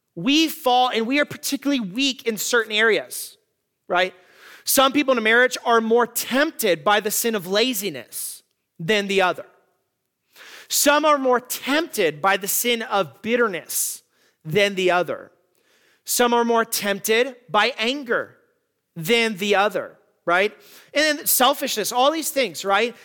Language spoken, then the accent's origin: English; Tucson, Arizona, United States; In my hometown of Tucson, there are the Catalina Mountains